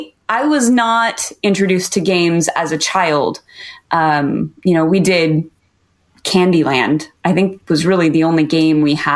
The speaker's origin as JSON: {"language": "English", "town": "Riverside", "region": "California", "country": "United States", "tie": "born or raised there", "also_born_or_lived": "Orange, California / Colorado", "moved": "yes", "said": "I grew up in Southern California. I was born in Orange, grew up in Riverside, and went to high school in Norco."}